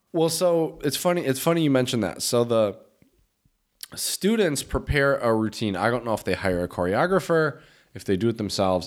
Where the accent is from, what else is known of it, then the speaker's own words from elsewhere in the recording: United States; moved away; We're Americans